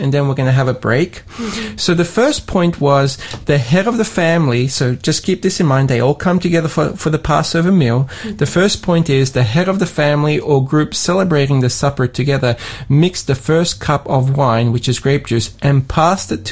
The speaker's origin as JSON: {"language": "English", "town": "Sydney", "region": "New South Wales", "country": "Australia", "tie": "born or raised there", "moved": "yes", "lives_now": "Tasmania, Australia", "said": "Even though I grew up in Australia, I grew up in Sydney, I went to an ethnic church"}